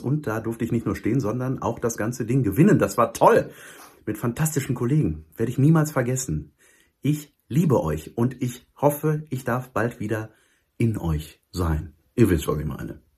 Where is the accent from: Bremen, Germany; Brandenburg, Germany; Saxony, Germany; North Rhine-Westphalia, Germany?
North Rhine-Westphalia, Germany; Cologne; als ich als Kölner das erste Mal in eurer Ecke da war